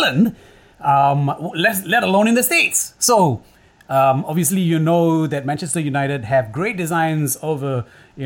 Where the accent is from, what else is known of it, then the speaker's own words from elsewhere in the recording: Singapore; I'm not English, right? I'm in Singapore. I'm Singaporean.